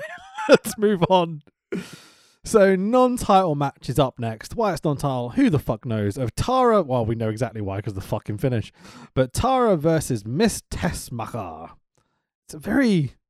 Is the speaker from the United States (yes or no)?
no; United Kingdom; Obviously, being a Brit or whatever, I'd use the word attack more than offense.